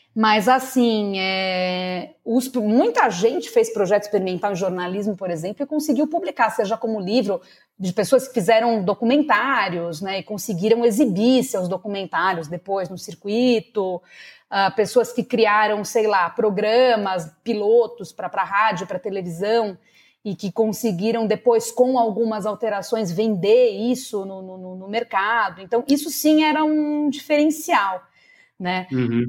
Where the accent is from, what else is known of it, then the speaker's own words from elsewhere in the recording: São Paulo, Brazil; Eu sou paulistana, nascida e criada na zona norte de São Paulo